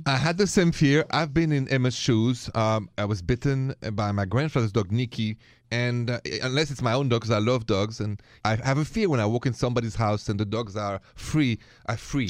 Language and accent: English; France; moved away; I'm from France